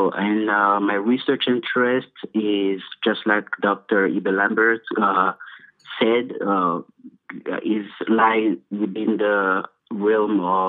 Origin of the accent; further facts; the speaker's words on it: DR Congo; English is a second language; now in United States; I am originally from the Republic Democratic of the Congo.